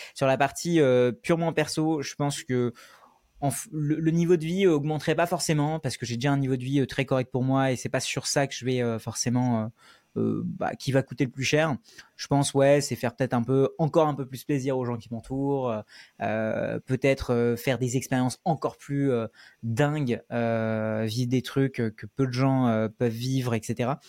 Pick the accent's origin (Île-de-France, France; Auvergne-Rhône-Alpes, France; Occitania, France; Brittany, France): Île-de-France, France; Paris suburbs; also born or lived in India; je suis venu en France quand j'avais 6 ans, je suis né en Inde et à partir de ce moment-là, j'ai grandi avec mes grands-parents euh, en banlieue parisienne